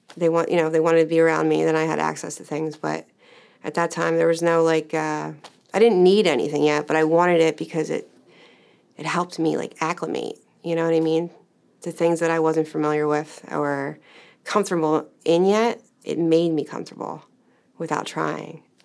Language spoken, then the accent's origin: English; Medford, United States; I grew up in Medford